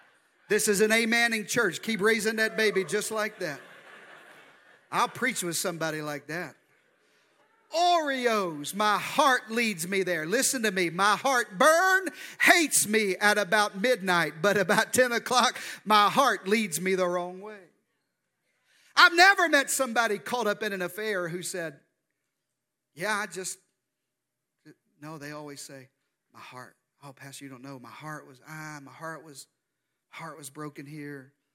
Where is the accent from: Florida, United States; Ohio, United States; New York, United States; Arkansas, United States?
Arkansas, United States; I'm from the deep South. I'm from Arkansas. That's where this good accent comes from. And in the deep South, we have a unique spiritual gift